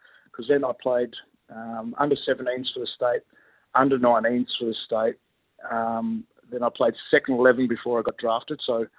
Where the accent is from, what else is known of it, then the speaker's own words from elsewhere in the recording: George Town, Tasmania, Australia; moved away as an adult; also born or lived in Launceston, Tasmania; I was born in Launceston, Tasmania. I grew up in a place called Georgetown, which is 50 k's north of Launceston, straight up the Tamar River, East Tamar.